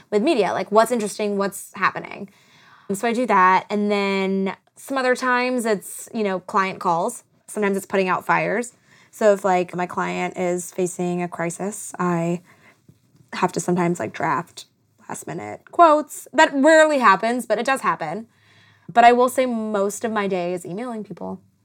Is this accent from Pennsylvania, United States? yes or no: no; South Carolina, United States; moved away as an adult; now in Los Angeles, United States; I was from South Carolina. I didn't know anyone. I was a transplant, like everybody else